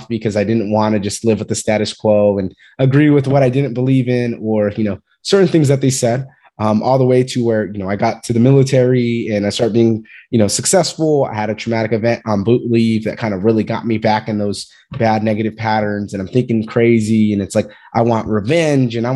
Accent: Fresno, California, United States; moved away; I'm from Fresno, California, originally

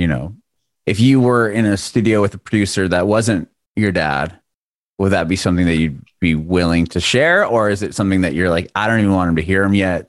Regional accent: San Diego, California, United States; moved away; I grew up in San Diego, in California, and the schools were outside.

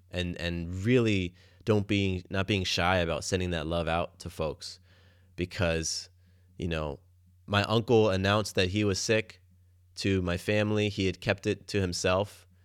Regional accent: Atlanta, Georgia, United States; moved away as an adult; also born or lived in Florida; now in Atlanta, United States; growing up in Atlanta

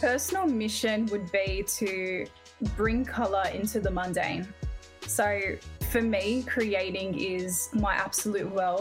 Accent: Sydney, New South Wales, Australia; I grew up in Sydney and I'm 30

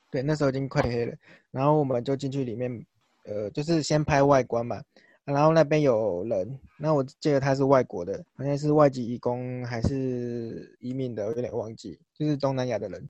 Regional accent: Chiayi, Taiwan; moved away as an adult; now in New Taipei, Taiwan; 就是我是嘉义人

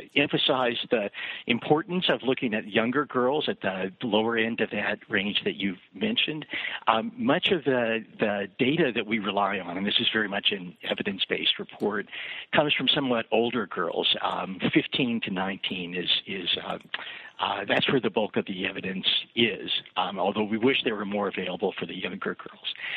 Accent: Kansas City, Missouri, United States; moved away; also born or lived in New Jersey / Chapel Hill, North Carolina / Ann Arbor, Michigan; I grew up in Kansas, uh, uh, in Kansas City, Missouri

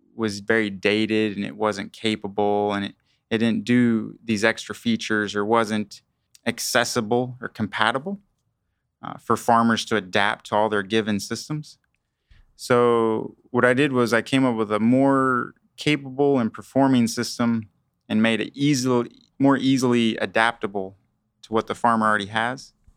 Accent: Kingman, Kansas, United States; I am from Kingman, Kansas

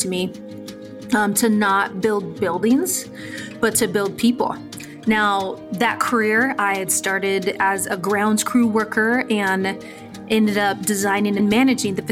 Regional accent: San Diego, California, United States; When I was growing up in San Diego, California, I was from a low-income home

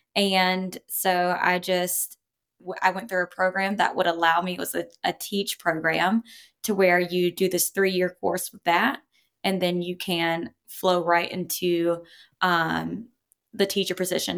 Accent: coast of North Carolina, United States; accent: Southern; in North Carolina, you'll have different regions, um, so I grew up on the coast, real, um, I guess you could say redneck

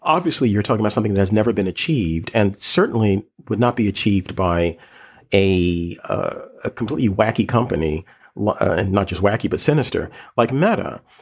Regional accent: Philadelphia, Pennsylvania, United States; a kid growing up in West Philly

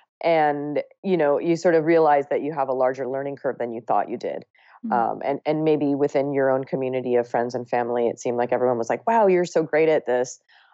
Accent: Ohio, United States; And then I also ate pizza and hamburgers growing up in Ohio.

